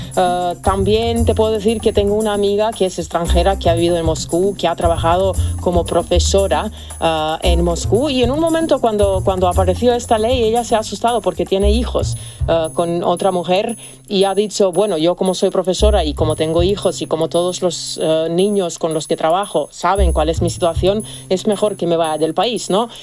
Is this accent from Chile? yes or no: no; Serbia; moved away; yo soy de Serbia